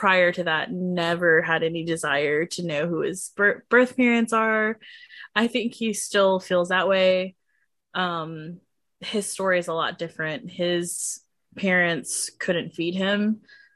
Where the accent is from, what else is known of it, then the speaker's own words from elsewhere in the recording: Georgia, United States; I was born in Georgia.